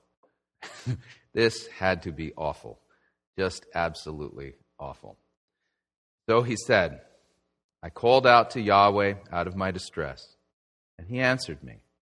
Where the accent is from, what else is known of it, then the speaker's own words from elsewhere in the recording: Southern California, United States; when I was a kid growing up in Southern California